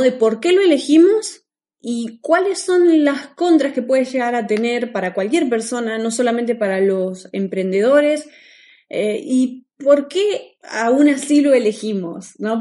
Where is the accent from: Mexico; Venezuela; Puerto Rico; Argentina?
Argentina; moved away as an adult; nosotros somos de Argentina